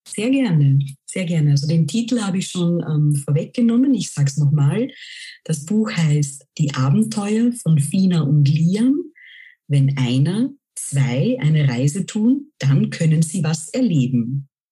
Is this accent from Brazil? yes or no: no; Austria; first language German; ich stamme aus Österreich